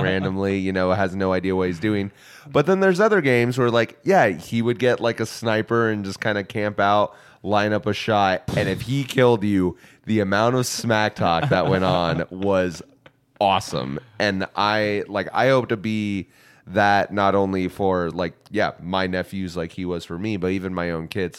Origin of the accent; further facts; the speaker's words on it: United States; as an American